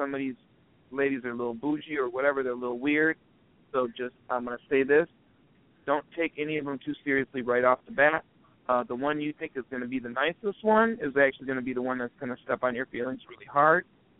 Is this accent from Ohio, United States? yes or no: yes; Cleveland Heights, Ohio, United States; also born or lived in Mayfield, Ohio; Guess where I grew up. Where? Cleveland Heights.